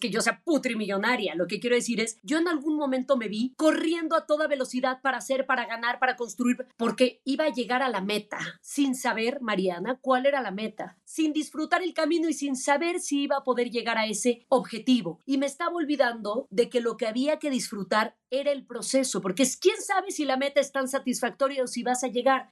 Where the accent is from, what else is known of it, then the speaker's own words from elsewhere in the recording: Mexico; Yo soy una mexicana la más orgullosa y la más nacionalista del mundo